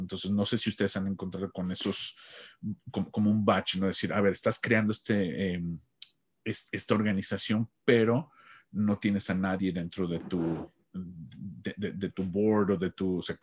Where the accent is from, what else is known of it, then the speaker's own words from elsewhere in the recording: Mexico; como decimos en México